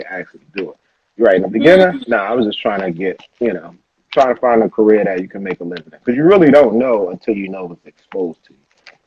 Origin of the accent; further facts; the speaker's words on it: Baltimore, Maryland, United States; I grew up in Baltimore City. And so in Baltimore, Maryland